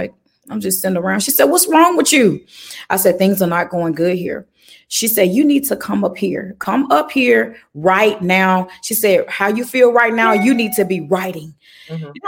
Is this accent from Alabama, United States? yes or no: yes; Birmingham, Alabama, United States; I'm from Birmingham, Alabama